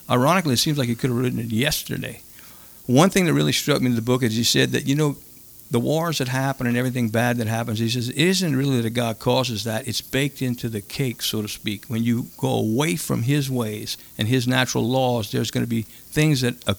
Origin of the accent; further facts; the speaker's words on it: Cajun, Louisiana, United States; as Cajun guys, we grew up learning to cook when we were in our teens